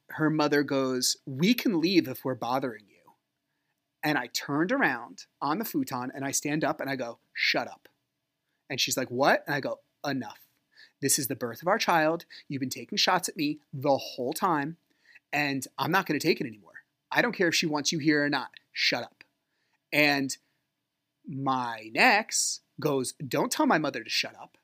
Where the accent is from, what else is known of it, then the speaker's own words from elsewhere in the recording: New Jersey, United States; I'm from Jersey